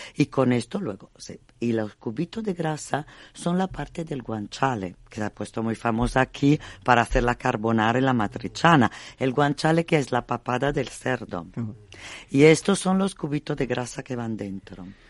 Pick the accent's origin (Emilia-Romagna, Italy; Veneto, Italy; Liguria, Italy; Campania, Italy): Emilia-Romagna, Italy; Bologna; Spanish is a second language; now in Spain; Yo vengo de Bolonia, soy emiliana